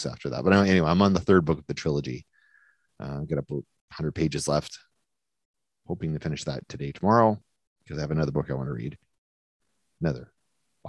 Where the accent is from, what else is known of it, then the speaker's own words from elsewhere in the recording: New Brunswick, Canada; accent: New Brunswick; Sounds like a New Brunswick person talking, and that's how I talk, because I'm from New Brunswick